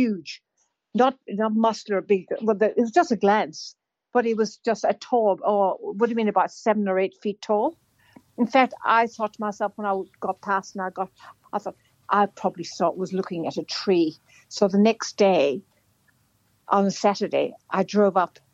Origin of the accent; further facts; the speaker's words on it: Ireland; now in Australia; I'm Irish